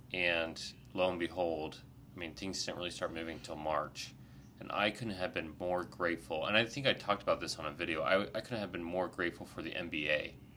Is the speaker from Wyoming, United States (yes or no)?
no; Ohio, United States; I'm also grew up in Ohio